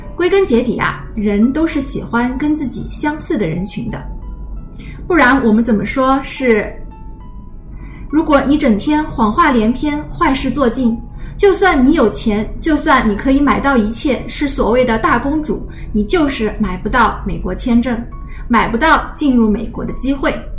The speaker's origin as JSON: {"language": "Chinese", "country": "China", "said": "我们中国人"}